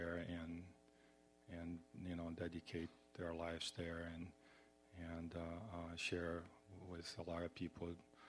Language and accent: English; Brazil; I'm originally from Brazil, and I'm very humbled and always felt very happy to go to their home